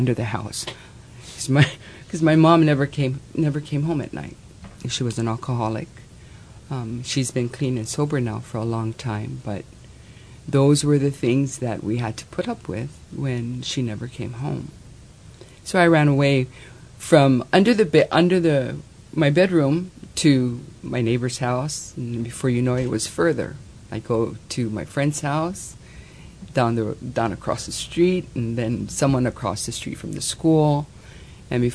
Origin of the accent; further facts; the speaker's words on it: Hawaii, United States; I'm Hawaiian